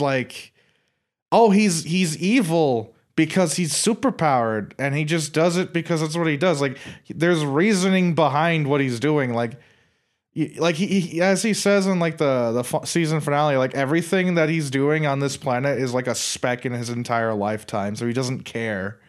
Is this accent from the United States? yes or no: no; Ireland; I'm Irish